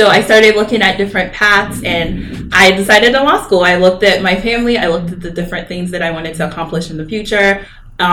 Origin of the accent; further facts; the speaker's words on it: Durham, North Carolina, United States; also born or lived in Nigeria; I am from Durham, North Carolina. I moved there when I was 8 years old. From Nigeria, and so I grew up, my family was there in Durham